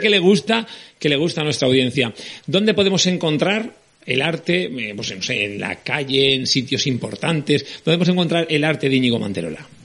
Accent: L'Horta, Valencian Community, Spain; accent: Valencian; Yo soy de pueblo, soy de la Horta

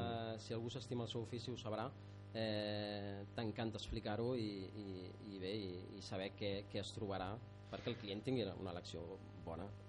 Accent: Barcelona, Catalonia, Spain; moved away as an adult; now in Maià de Montcal, Spain; de Barcelona eh, l'Anna i, i jo

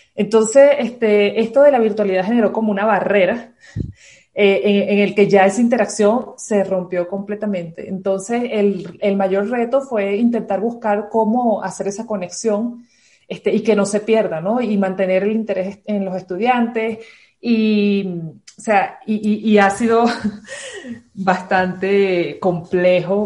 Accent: Caracas, Capital District, Venezuela; moved away as an adult; also born or lived in Ciudad Bolívar, Venezuela; now in Ibarra, Ecuador; De Venezuela. Eh, viví toda mi vida en Caracas, pero soy de Ciudad Bolívar, más al sur. Nací allí.

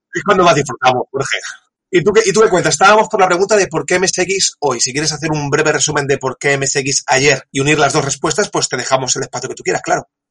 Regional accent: El Prat de Llobregat, Catalonia, Spain; also born or lived in Tarragona / Japan; now in Reus, Spain; yo soy del Prat, pero he vivido tiempo en Tarragona, ahora vivo en Reus

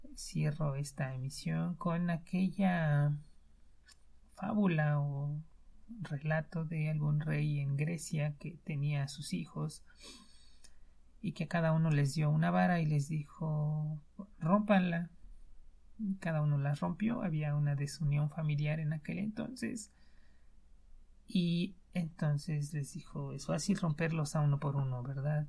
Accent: Mexico; en México, en mi país

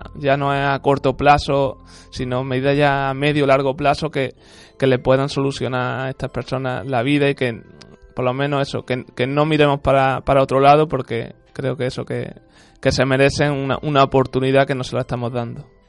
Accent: Spain; yo como único español

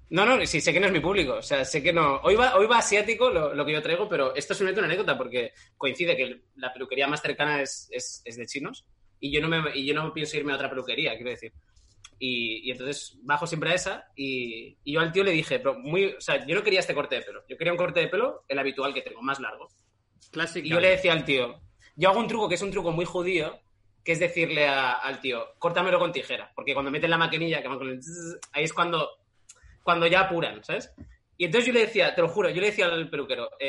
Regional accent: Madrid, Community of Madrid, Spain; Soy madrileña y vivo allí, ¿vale?

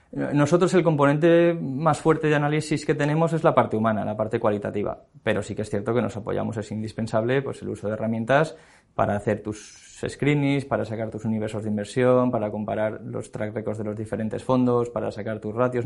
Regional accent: Valencia, Valencian Community, Spain; moved away as an adult; now in Madrid, Spain; yo soy valenciano, entonces eh, viviendo en Valencia

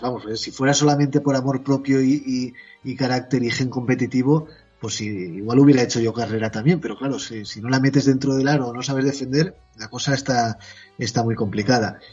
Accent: Spain; yo como español

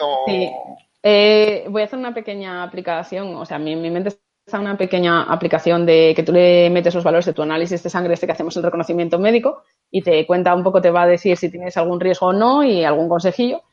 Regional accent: Asturias, Spain

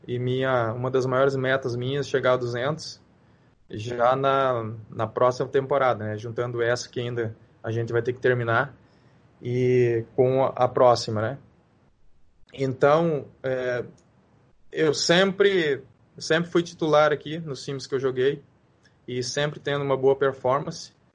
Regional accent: Brazil; moved away as an adult; now in Hong Kong; eu saí do Brasil foi algo muito rápido

